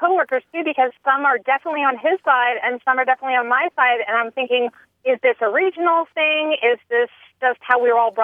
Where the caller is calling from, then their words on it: Tallahassee, Florida, United States; I'm calling from Tallahassee, Florida